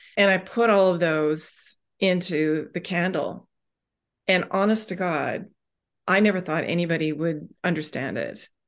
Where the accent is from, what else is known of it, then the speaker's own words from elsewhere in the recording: Vancouver, British Columbia, Canada; moved away as an adult; now in Ontario, Canada; I grew up on the West Coast in, in Vancouver and came out here to Ontario